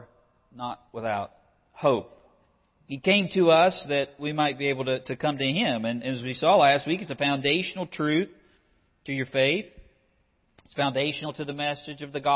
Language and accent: English; United States; as an American